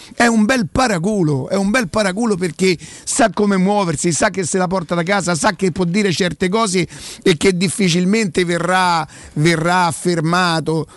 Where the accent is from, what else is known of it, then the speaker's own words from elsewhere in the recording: Rome, Lazio, Italy; Io vengo da Prima Valle